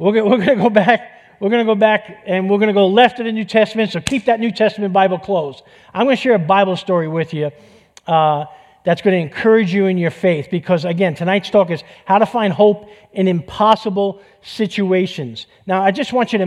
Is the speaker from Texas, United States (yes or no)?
no; New York City, New York, United States; accent: New York; moved away; I grew up in East Harlem in New York City